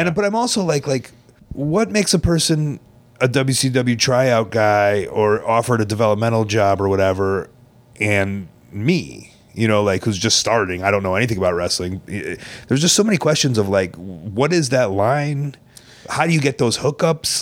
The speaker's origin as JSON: {"language": "English", "town": "Chicago", "region": "Illinois", "country": "United States", "tie": "born or raised there", "said": "in Chicago growing up"}